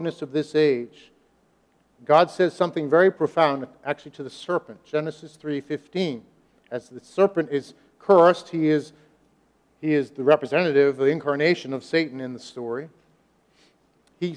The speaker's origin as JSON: {"language": "English", "country": "United States", "said": "us as American Christians"}